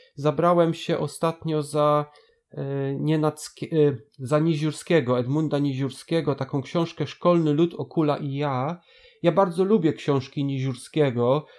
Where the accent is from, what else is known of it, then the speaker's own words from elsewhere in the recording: Bydgoszcz, Kuyavian-Pomeranian Voivodeship, Poland; u nas w Bydgoszczy